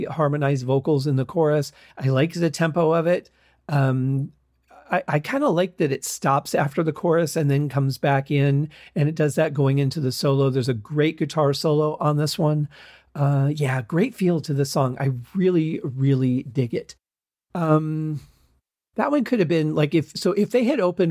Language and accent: English; Michigan, United States; I was growing up in Michigan